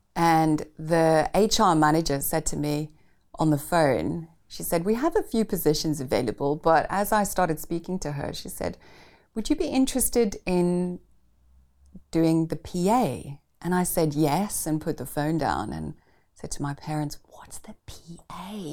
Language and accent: English; Pretoria, Gauteng, South Africa; I grew up in Pretoria, the capital city of South Africa